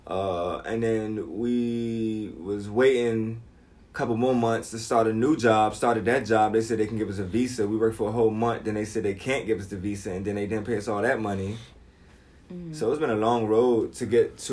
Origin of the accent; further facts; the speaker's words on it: United States; first language English; moved away as an adult; now in China; As an American